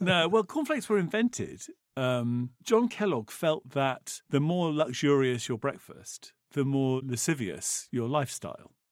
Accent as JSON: {"language": "English", "region": "England", "country": "United Kingdom", "said": "we're English"}